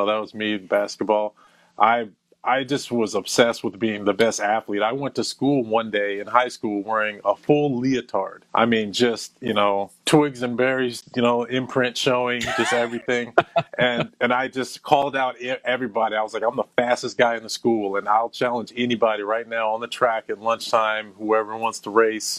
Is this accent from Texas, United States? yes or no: no; Flower Hill, Maryland, United States; also born or lived in Midwest / Saudi Arabia; I was raised in Flower Hill, Maryland, which pretty much shaped who I am